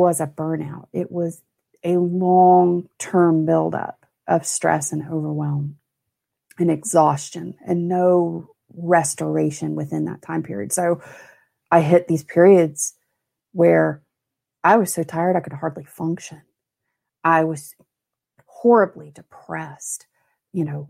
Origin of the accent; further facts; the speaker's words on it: Mobile, Alabama, United States; I grew up in Mobile, Alabama